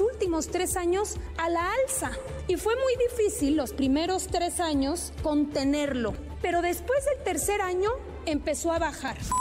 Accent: Mexico

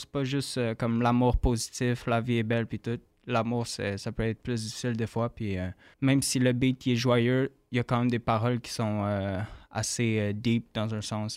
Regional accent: Candiac, Quebec, Canada; also born or lived in Montreal / British Columbia / Radisson, Quebec; now in Acton Vale, Canada; moi, j'ai grandi sur la rive sud de Montréal, à Candiac

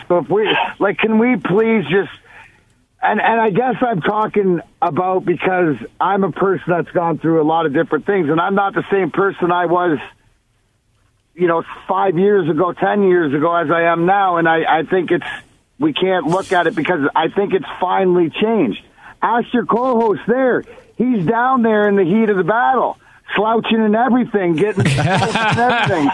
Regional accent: Leamington, Ontario, Canada; I'm the kid from Leamington out there

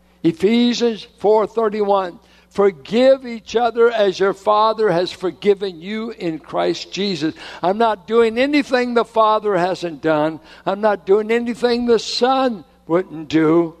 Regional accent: Richmond, California, United States; I'm from Richmond.

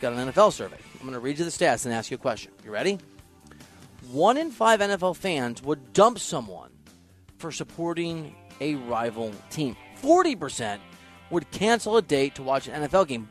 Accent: Iowa, United States; moved away; also born or lived in Kansas City; I'm from Iowa

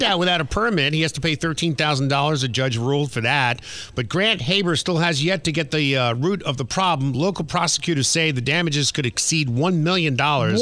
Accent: United States; also born or lived in New Jersey / New York; When I grew up in New Jersey and New York, the work permit age was

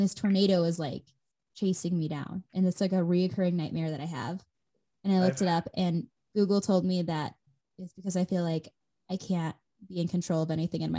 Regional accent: Midwest, United States; Gosh, you know how I know I'm for sure from the Midwest?

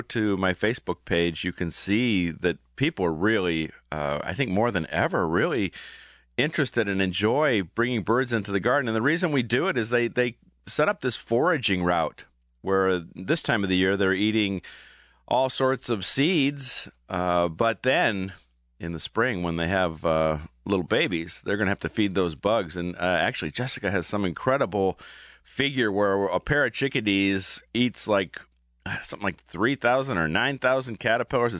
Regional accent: Aurora, Ohio, United States; born or raised there

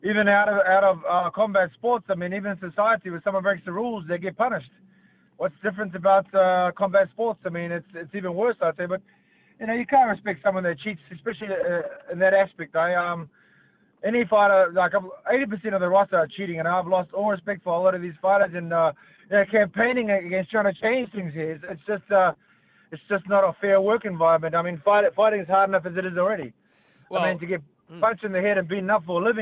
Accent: New Zealand; now in Sydney, Australia; I was born in New Zealand here, and I'm a Kiwi

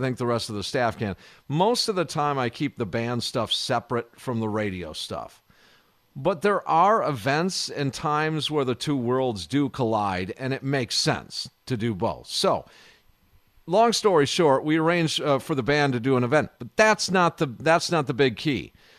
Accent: Kenosha, Wisconsin, United States; It was saddening to see my hometown burn to the ground just about.

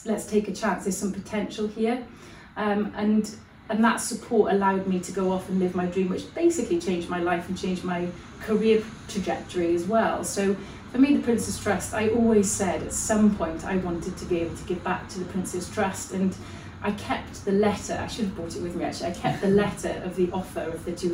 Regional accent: South Wales valleys, United Kingdom; growing up in the South Wales valleys

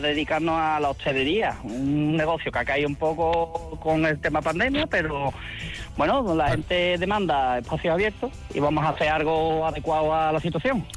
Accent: Chipiona, Andalusia, Spain; aquí en mi pueblo se estila mucho la flor cortada y Chipiona pues es el negocio fundamental del pueblo

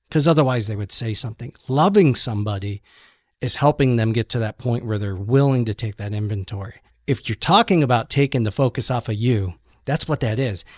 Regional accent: Cuyahoga Falls, Ohio, United States; I grew up in Cuyahoga Falls, which is right next door to Akron

